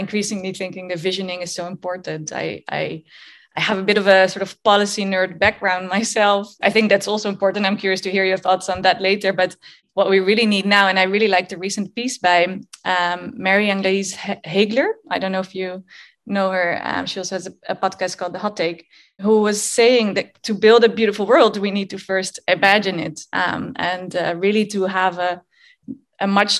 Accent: Netherlands; moved away; I went back to my home country of the Netherlands

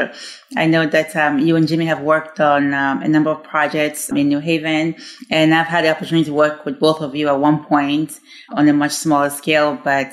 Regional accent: Ghana; moved away; I grew up in Ghana, and as I mentioned, we were more of a community

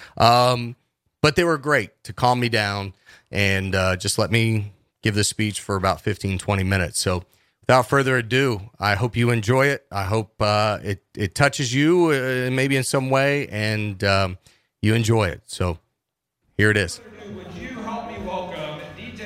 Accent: Cincinnati, Ohio, United States; moved away as an adult; also born or lived in Charleston, West Virginia; now in West Virginia, United States; I'm originally from Cincinnati.

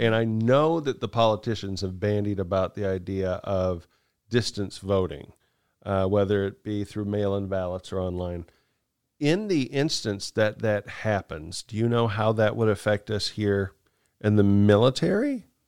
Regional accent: United States; we're Americans

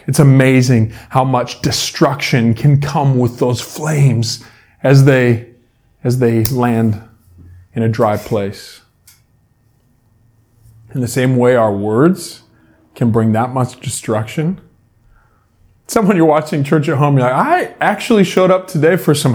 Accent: Salmon Arm, British Columbia, Canada; I grew up in Salmon Arm

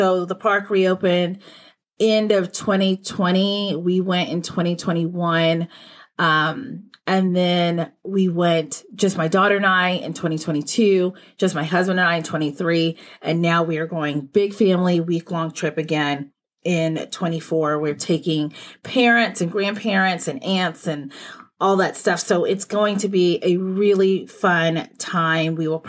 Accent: Texas, United States; Like when I was growing up in Texas, we weren't outside playing in peak heat.

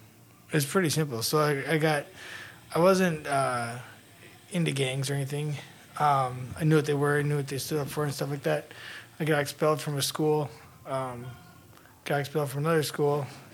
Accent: United States; born there; I was born here in the States.

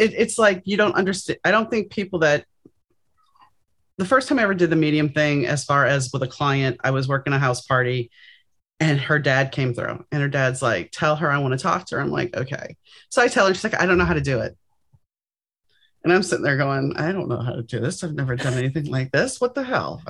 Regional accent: New Orleans, Louisiana, United States; now in Los Angeles, United States; I grew up in New Orleans, so we had Mardi Gras and Epiphany.

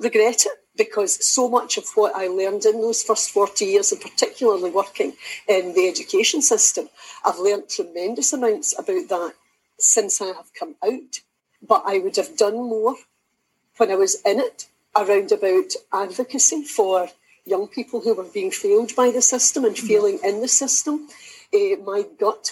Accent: Kilwinning, Scotland, United Kingdom; also born or lived in Kilmarnock; I'm from Kilwinning, but I've lived in Kilmarnock for most of my life, so Ayrshire through and through

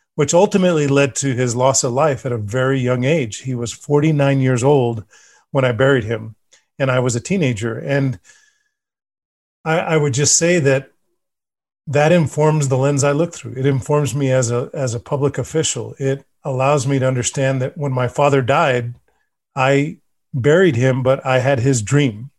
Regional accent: Bosque Farms, New Mexico, United States; I grew up in Los Unas and Bosque Farms area

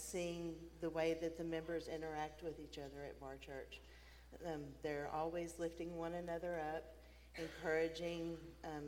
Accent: Abilene, Texas, United States; Abilene is my hometown.

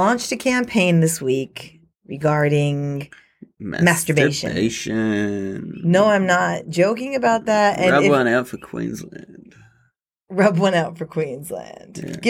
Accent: United States; moved away as an adult; also born or lived in Midtown Manhattan, New York City; now in Australia; I grew up about 70 miles out, which is a decent amount out, but it still culturally controls the area.

